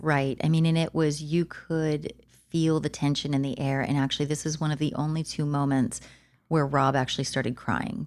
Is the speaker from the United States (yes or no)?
yes; Santa Clarita, California, United States; my hometown in the Santa Clarita Valley